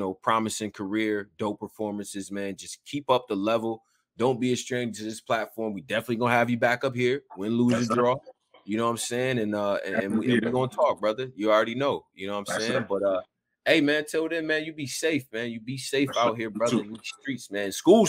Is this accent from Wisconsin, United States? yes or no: no; Houston, Texas, United States; born there; I was born in Houston, all right?